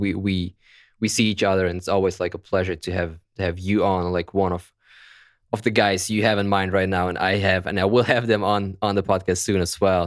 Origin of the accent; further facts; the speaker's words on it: Germany; accent: German; English is a second language; my beautiful German accent